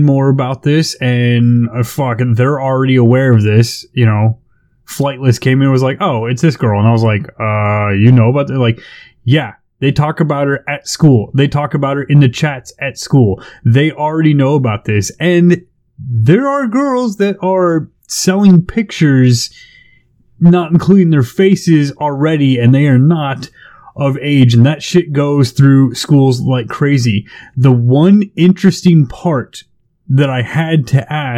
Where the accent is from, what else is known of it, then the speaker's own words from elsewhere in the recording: California, United States; I grew up in California